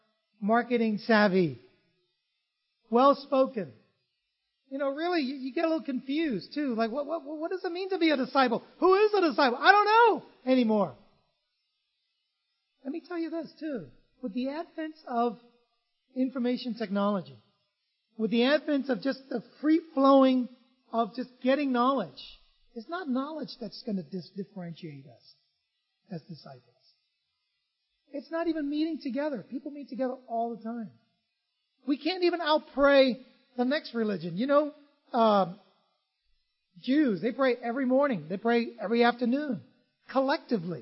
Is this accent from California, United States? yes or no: yes; San Francisco, California, United States; also born or lived in Vietnam; I grew up in San Francisco